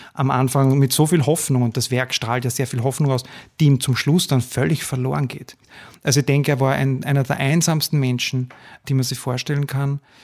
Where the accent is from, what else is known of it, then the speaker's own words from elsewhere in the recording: Gmünd, Lower Austria, Austria; also born or lived in Vienna; Ich komme aus Gmünd, aus dem Waldviertel